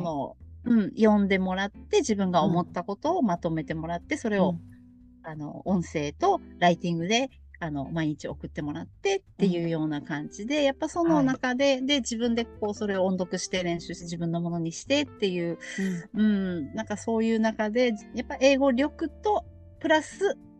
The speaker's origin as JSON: {"language": "Japanese", "town": "Iwaki", "region": "Fukushima", "country": "Japan", "tie": "born or raised there", "moved": "yes", "lives_now": "Kagoshima, Japan", "said": "私もちっちゃい頃ずっといわきにいた"}